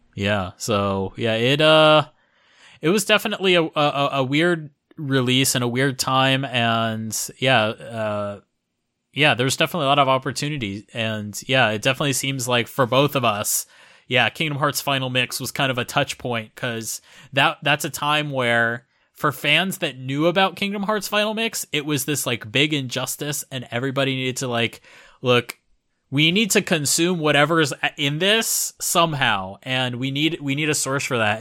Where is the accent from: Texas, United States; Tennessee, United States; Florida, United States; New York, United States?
Florida, United States; moved away as an adult; now in Japan; I'm originally from Florida in the U S